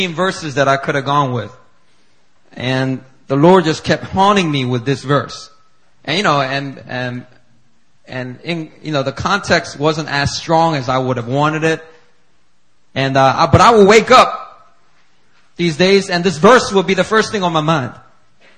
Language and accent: English; Philadelphia, Pennsylvania, United States; born or raised there